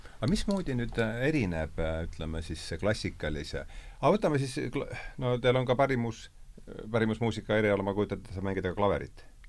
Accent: Lääne-Viru County, Estonia; mina olen Lääne-Virumaalt pärit

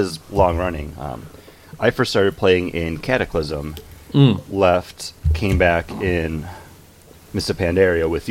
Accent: Buffalo, New York, United States; I'm from Buffalo

